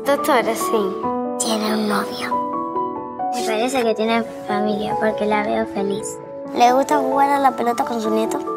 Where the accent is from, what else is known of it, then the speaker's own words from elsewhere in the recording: Venezuela; Soy de Venezuela y tengo 7 años.